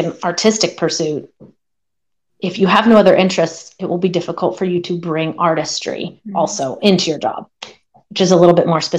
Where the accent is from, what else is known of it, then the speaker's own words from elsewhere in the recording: Pennsylvania, United States; I grew up in Pennsylvania, and growing up more on the East Coast, there were just so many options of where you could train